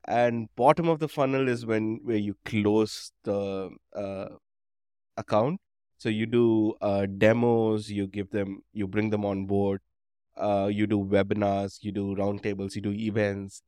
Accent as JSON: {"language": "English", "town": "Chennai", "region": "Tamil Nadu", "country": "India", "tie": "born or raised there", "said": "I grew up in Madras, um, or Chennai"}